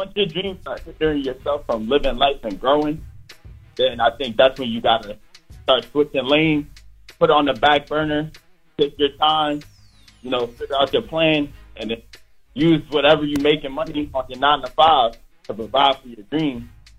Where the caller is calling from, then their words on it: Philadelphia, Pennsylvania, United States; I'm from Philly.